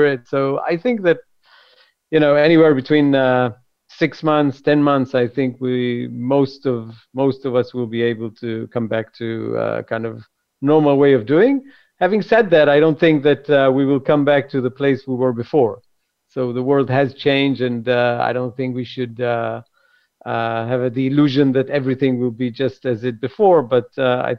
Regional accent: Jerusalem, Jerusalem District, Israel; Grew up in Jerusalem

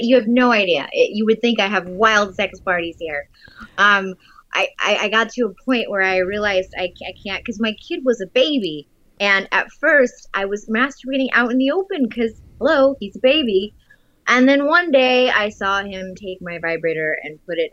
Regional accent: Germany; moved away; I'm from Germany, nude beaches everywhere

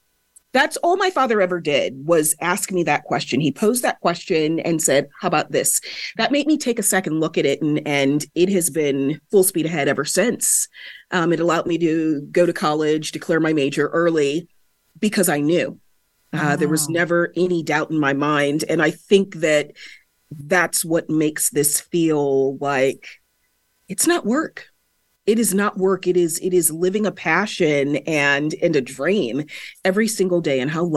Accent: California, United States; I didn't just grow up in a British West Indian household. I grew up in the San Fernando Valley of Southern California.

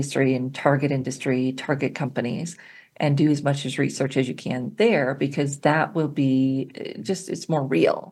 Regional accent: Colorado, United States; my home state, Colorado

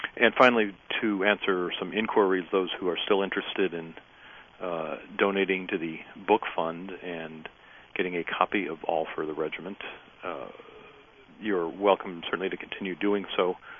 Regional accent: Highland Park, Michigan, United States; I grew up in Highland Park.

